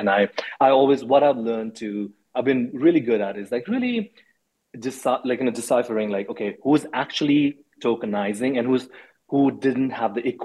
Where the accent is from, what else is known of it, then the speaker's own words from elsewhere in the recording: Nepal; also born or lived in India; now in United States; I grew up in Nepal and in India.